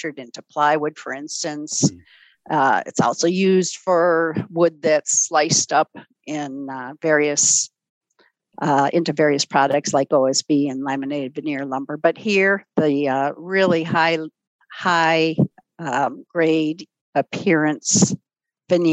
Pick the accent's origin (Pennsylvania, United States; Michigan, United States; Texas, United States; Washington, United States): Michigan, United States; Ann Arbor; I was a small city kid. I grew up in Ann Arbor, Michigan